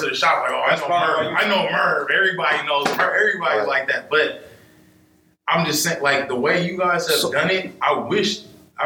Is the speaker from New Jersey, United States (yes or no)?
no; Seattle, Washington, United States; I was from Seattle